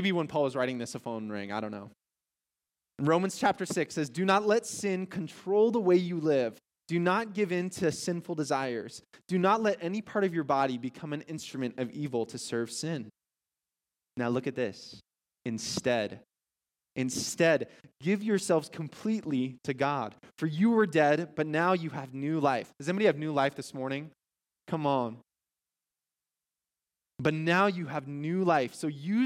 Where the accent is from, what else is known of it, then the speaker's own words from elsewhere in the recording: Omaha, Nebraska, United States; moved away; We're originally from Omaha, Nebraska, by the way. So born and raised in Omaha, Nebraska.